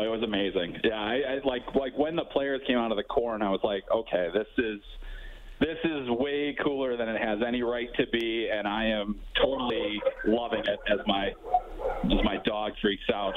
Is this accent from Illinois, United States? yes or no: yes; Chicago, Illinois, United States; also born or lived in eastern Iowa; now in Iowa, United States; I grew up in Chicago and on the Southwest side